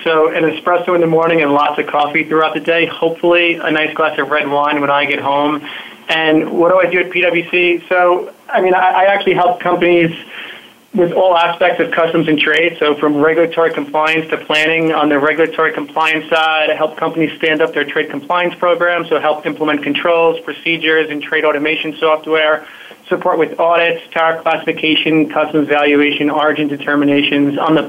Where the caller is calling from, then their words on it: New York City, New York, United States; I'm calling in from New York City, right across from Grand Central on 42nd and Madison.